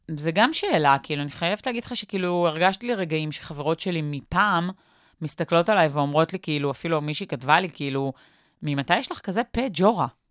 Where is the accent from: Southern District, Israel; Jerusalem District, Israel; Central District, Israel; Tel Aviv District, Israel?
Central District, Israel; Petah Tikva; בפתח תקווה